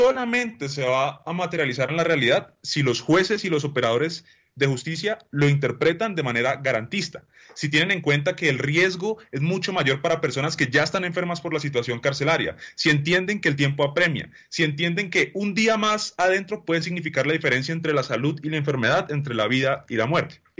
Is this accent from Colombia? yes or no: yes; Colombia; pues nos queda extremadamente clara cuál debe ser la visión que tenemos como sociedad y como colombianos cuando analizamos la concepción de soluciones para solucionar el problema carcelario.